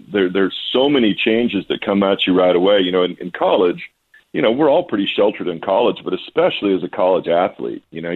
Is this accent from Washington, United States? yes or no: yes; Walla Walla, Washington, United States; also born or lived in New England; out here in my hometown